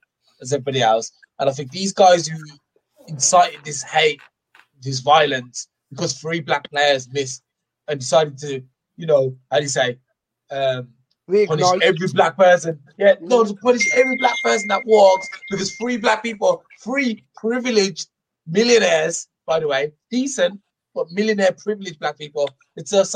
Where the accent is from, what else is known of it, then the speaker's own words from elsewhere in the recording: England, United Kingdom; as an English person